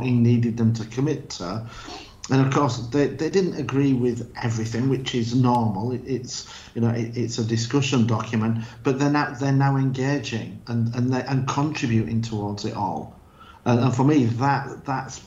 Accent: Yorkshire and the Humber, United Kingdom; also born or lived in United States; now in Spain; I'm from Yorkshire

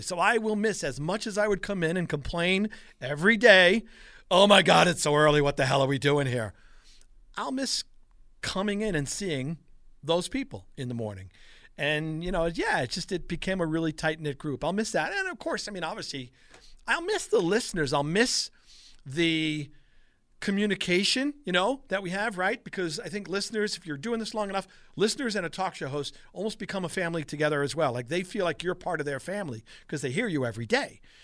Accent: Long Island, New York, United States; moved away as an adult; also born or lived in Brooklyn / Buffalo; now in Western New York, United States; I was born in Brooklyn, raised on Long Island

